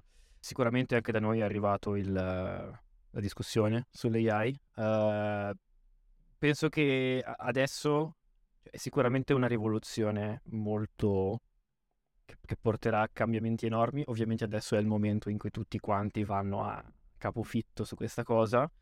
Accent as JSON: {"language": "Italian", "town": "Lazise", "region": "Veneto", "country": "Italy", "said": "io vengo da un paesino in provincia di Verona, sul lago di Garda"}